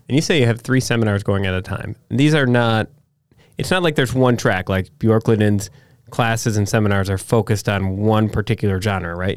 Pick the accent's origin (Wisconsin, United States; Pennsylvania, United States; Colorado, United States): Wisconsin, United States; Door County; growing up in Door County